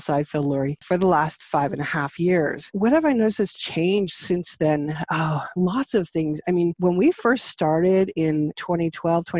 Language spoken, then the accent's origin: English; Canada; also born or lived in St. Jacobs, Ontario; I am Canadian. I am outside of Toronto, about an hour and a half, 2 hours from downtown, near Waterloo. I live in a little tiny village called St. Jacobs.